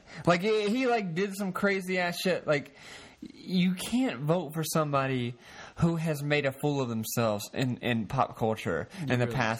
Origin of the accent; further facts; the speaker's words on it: the South, United States; because we're both from the South.